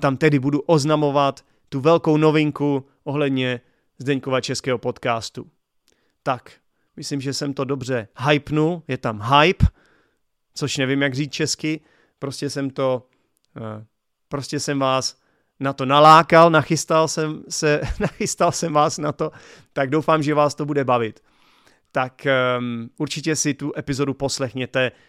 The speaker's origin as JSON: {"language": "Czech", "country": "Czechia", "first_language": "Czech", "said": "my Češi"}